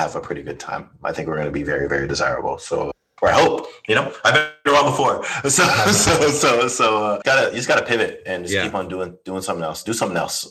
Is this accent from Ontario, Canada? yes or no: yes; Toronto, Ontario, Canada; I'm from Toronto. Like, there's a lot of just scenesters here